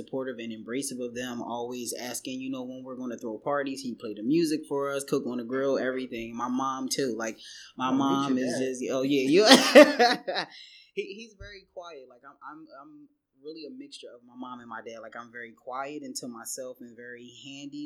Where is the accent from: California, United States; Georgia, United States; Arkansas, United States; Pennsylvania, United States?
Pennsylvania, United States; Philadelphia; moved away as an adult; now in New York City, United States; I'm born and raised in Philadelphia, Southwest to be exact